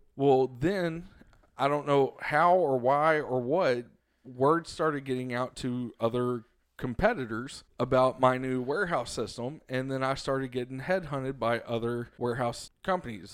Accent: Cleburne, Texas, United States; they had a branch here in my hometown of Cleburne

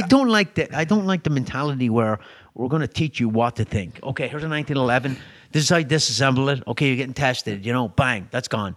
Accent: Ireland; moved away; I'm European, right? I grew up in Ireland

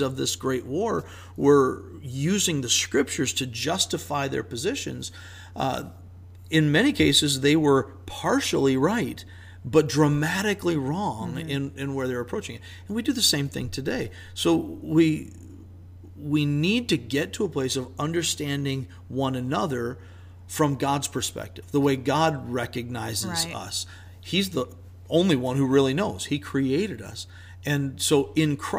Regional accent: United States; I'm an American guy

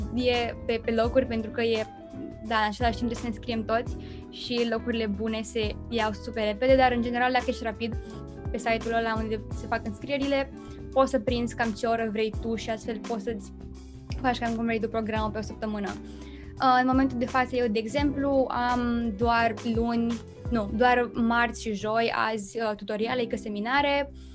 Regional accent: Romania; now in Netherlands; sunt româncă

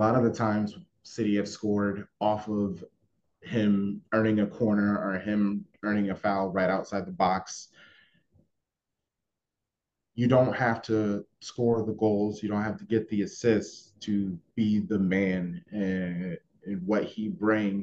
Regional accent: United States; I'm an American

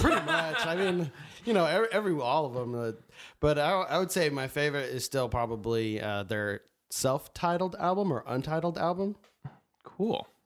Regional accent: Mesa, Arizona, United States; now in Tempe, United States; I'm from Arizona, Mesa, or now Tempe

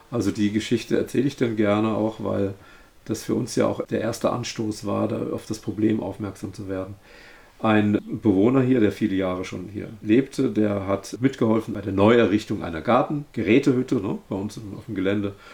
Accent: Rhine-Main area, Germany; ich kann nicht nochmal ins äh, Rhein-Main-Gebiet, wo ich herstamme

